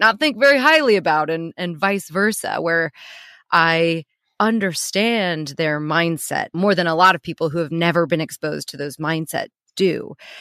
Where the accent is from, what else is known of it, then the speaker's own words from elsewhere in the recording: Missouri, United States; moved away as an adult; also born or lived in New York; now in London, United Kingdom; I'm living in New York, I'm living in London, I'm living in these really progressive cities, but I'm born and raised in Missouri